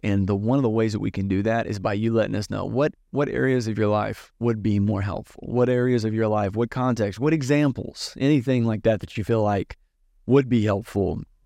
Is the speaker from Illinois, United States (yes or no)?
no; Southern Virginia, United States; I grew up in Southern Virginia